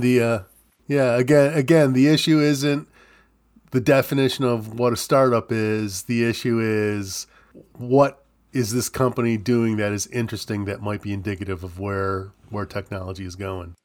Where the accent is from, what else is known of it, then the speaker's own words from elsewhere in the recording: New York, United States; I grew up in New York State